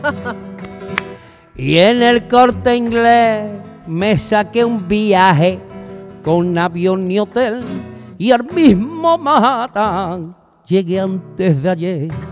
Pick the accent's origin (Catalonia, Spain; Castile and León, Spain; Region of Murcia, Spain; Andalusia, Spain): Andalusia, Spain; Seville; nosotros los sevillanos